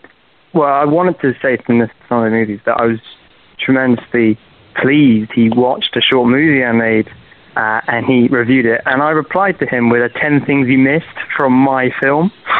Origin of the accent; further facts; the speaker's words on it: United Kingdom; I'm from the UK.